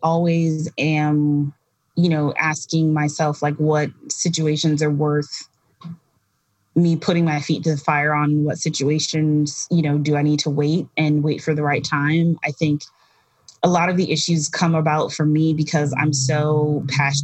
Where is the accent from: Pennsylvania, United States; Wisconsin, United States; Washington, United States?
Wisconsin, United States; now in New York, United States; growing up in Wisconsin, there are no people that like work in fashion